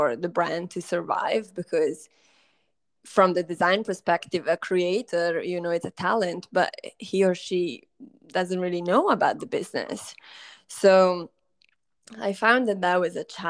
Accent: Lake Como, Lombardy, Italy; moved away as an adult; also born or lived in Amsterdam, Netherlands / London, United Kingdom; now in Hong Kong; I grew up by the Lake Como. Lake Como is in the north

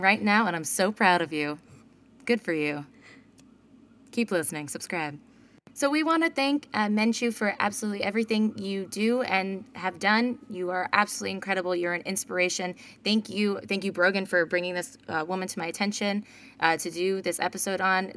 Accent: United States; me being an American

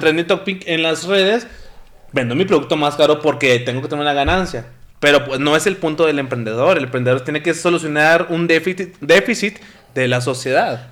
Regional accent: Mexico; somos mexicanos hasta el tope

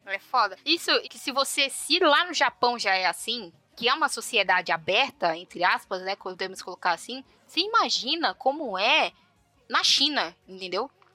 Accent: São Paulo, Brazil; eu sou a filha do meio e tudo mais, já nasci aqui em São Paulo

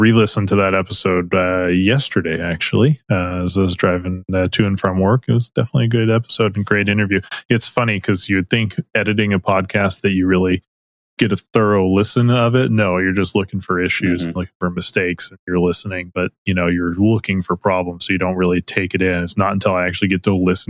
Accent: United States; I'm American myself.

